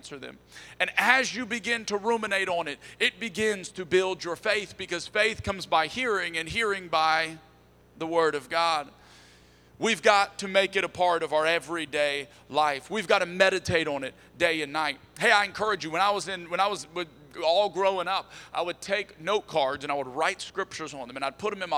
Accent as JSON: {"language": "English", "region": "Texas", "country": "United States", "said": "we're from Texas"}